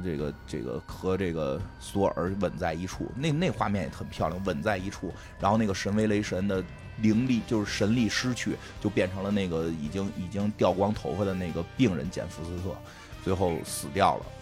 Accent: Beijing, China; accent: Beijing dialect; 我们都说北京话

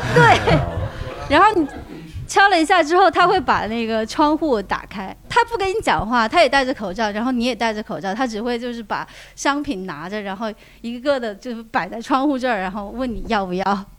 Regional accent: Huanggang, Hubei, China; moved away; 我一直在老家，我老家黄冈的

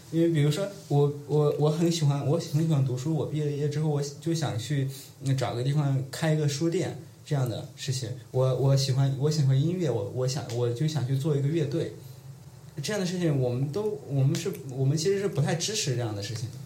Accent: Tongren, Guizhou, China; moved away as an adult; now in Beijing, China; 我是土生土长的贵州人

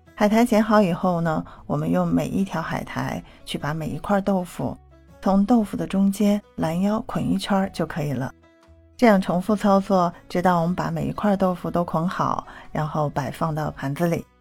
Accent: Xi'an, Shaanxi, China; 我是西安人

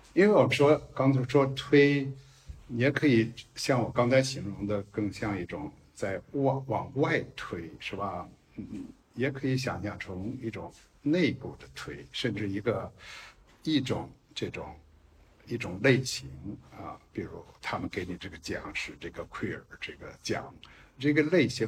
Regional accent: China; first language Chinese; moved away; also born or lived in United States; 我是一个中国文化长出来的人，可以说我是一个中国人

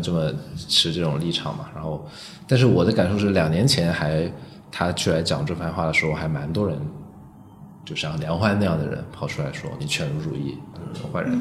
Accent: Guangzhou, Guangdong, China; now in Beijing, China; 我是一线城市长大成长的嘛，我是广州广州现在已经不算了。不好意思，我成长的时候大概是一线城市，所以我在一线城市成长。对，二十年前的一线城市

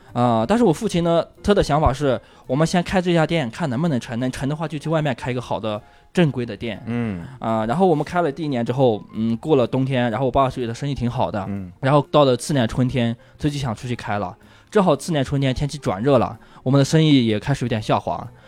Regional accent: Huize, Yunnan, China; moved away; 我小的时候在农村

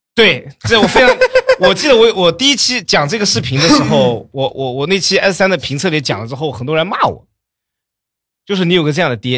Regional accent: Jiaxing, Zhejiang, China; 我老家嘉兴的

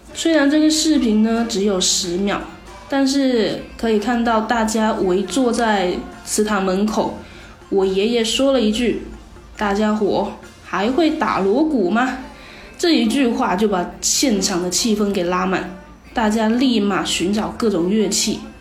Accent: Chaozhou, Guangdong, China; 我们潮汕地区的人们呢，对于传统节日都是非常注重仪式感的

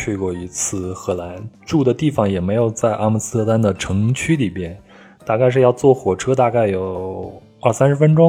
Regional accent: China; moved away as an adult; also born or lived in Netherlands; 我说我从中国来，

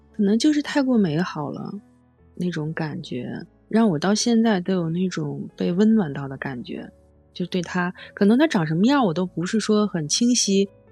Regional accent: Beijing, China; 我是从小在河边里长大

